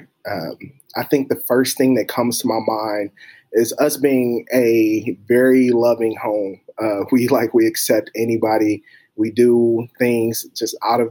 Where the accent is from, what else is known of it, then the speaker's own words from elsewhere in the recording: Detroit, Michigan, United States; moved away as an adult; now in Kentucky, United States; I'm originally from Detroit, Michigan